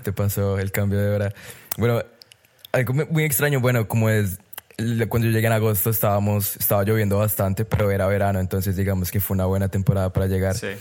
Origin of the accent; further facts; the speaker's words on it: Colombia; moved away as an adult; soy colombiano a la muerte y me moriré siendo colombiano